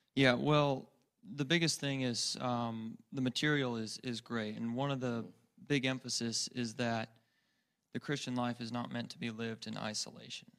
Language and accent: English; El Paso, Texas, United States; I'm from El Paso, Texas